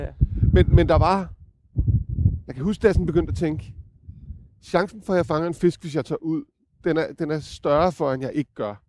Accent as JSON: {"language": "Danish", "town": "Copenhagen", "region": "Capital Region of Denmark", "country": "Denmark", "said": "jeg er jo københavner"}